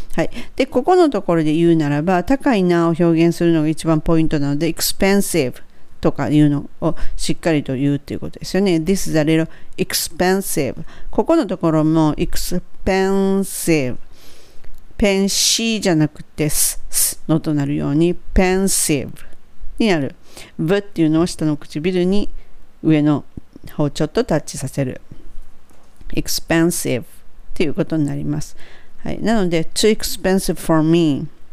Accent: Kansai, Japan

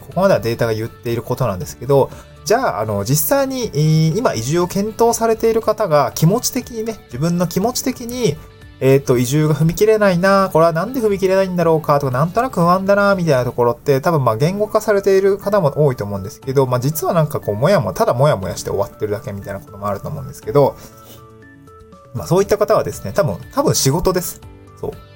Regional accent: Niigata, Japan; moved away as an adult; also born or lived in Aomori / Tokyo; now in Awaji Island, Japan; 新潟県新潟市というのが出身地なんですよね

